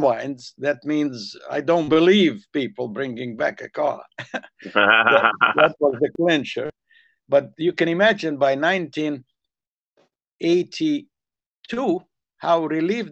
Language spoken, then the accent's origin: English; Zakarpattia Oblast, Ukraine; first language Hungarian; English is a second language; moved away as an adult; also born or lived in Los Angeles, United States; now in Santa Monica, United States; my mother tongue, Hungarian.